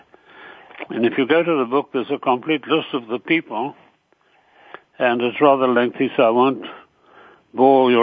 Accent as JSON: {"language": "English", "country": "Ireland", "said": "I'm Irish by nationality"}